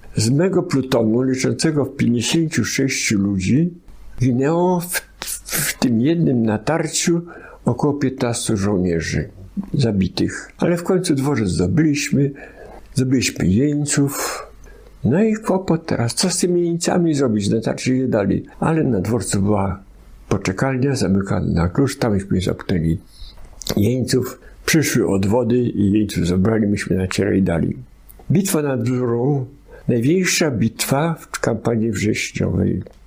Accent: Kalisz, Greater Poland, Poland; also born or lived in Podolia; Ja jako siedmiu czy sześcioletni chłopak już od tego czasu mieszkałem w Kaliszu. I tam uczy, u, uczęszczałem do gimnazjum Asnyka

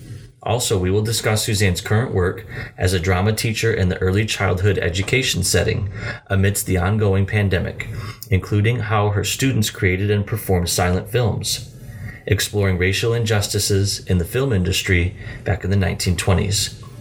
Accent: Illinois, United States; because I'm from Illinois. And I used to take the Metra in and out of the city with like my suburb friends. I wasn't from the suburbs. I was closer to Iowa than I was Chicago.

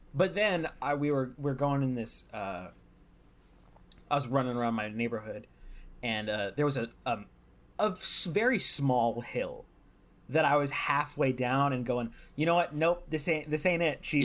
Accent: California, United States; I'm from California

